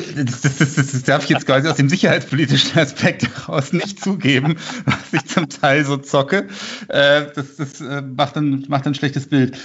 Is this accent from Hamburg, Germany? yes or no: no; Munich, Bavaria, Germany; ich bin ja aus Giesing